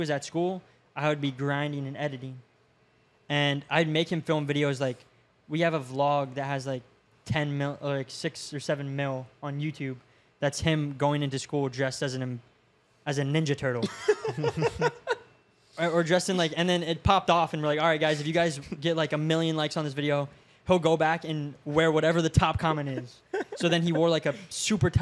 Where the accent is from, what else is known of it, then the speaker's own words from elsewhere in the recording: Safety Harbor, Florida, United States; I grew up in Safety Harbor, so super small town